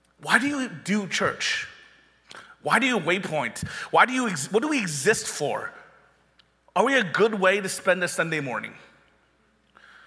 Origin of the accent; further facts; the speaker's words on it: Panama City, Florida, United States; when I did youth ministry in my hometown of Panama City, after I went finished University of Florida, I moved back to my hometown